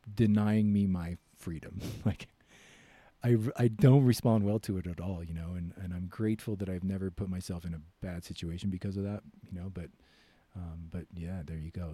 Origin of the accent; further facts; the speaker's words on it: United States; I'm American